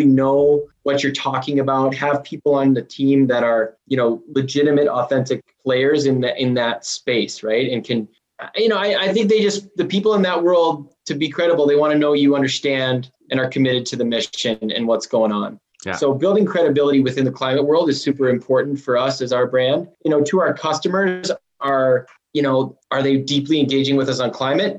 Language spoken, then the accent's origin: English; Minnesota, United States; accent: Minnesotan; we certainly sound like Canadians. A lot of Minnesotans do. It depends like who I'm talking to, how bad that accent's gonna get.